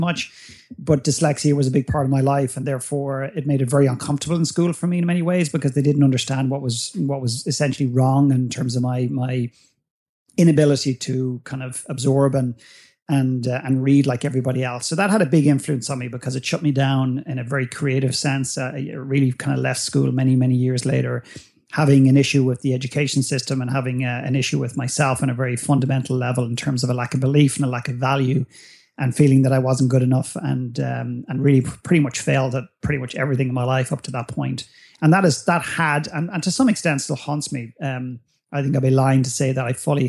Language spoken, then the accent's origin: English; Dublin, Leinster, Ireland; growing up in Ireland, growing up in Dublin